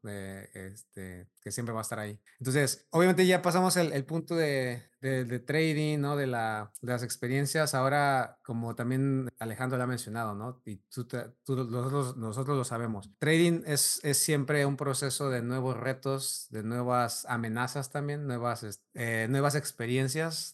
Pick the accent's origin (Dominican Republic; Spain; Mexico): Mexico; como mexicano creces y, y tienes mucha influencia europea